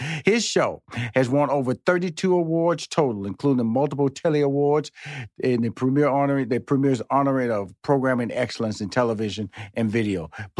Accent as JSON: {"language": "English", "region": "Texas", "country": "United States", "said": "because I'm from Texas. I always got to throw out that Texas connection."}